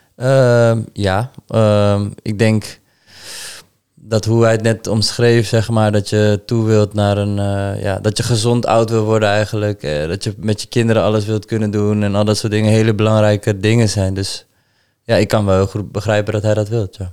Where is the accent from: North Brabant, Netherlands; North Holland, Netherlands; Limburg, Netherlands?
North Holland, Netherlands; Amsterdam; now in Deventer, Netherlands; mijn geboorteplaats eh, gaan. Amsterdam